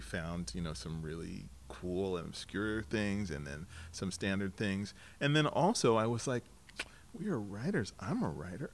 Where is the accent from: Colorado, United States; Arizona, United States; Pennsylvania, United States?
Colorado, United States; Lakewood; now in Portland, United States; I grew up in Denver, suburb of Denver, mm-hmm. Colorado, mm-hmm. in Lakewood